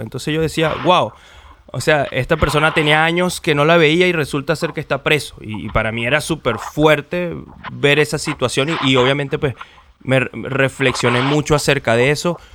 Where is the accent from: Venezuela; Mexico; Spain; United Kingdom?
Venezuela; now in Chile; soy venezolano pero estoy viviendo en Chile